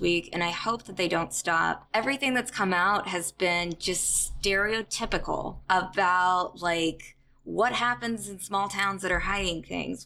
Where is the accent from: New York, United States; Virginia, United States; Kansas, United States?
Kansas, United States; moved away; I'm from Kansas, um, went to the University of Kansas School of Journalism